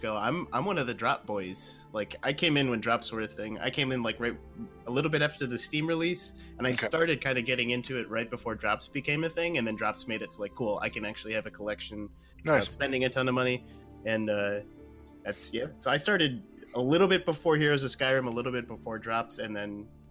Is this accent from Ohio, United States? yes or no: yes; Cleveland, Ohio, United States; I'm from Cleveland.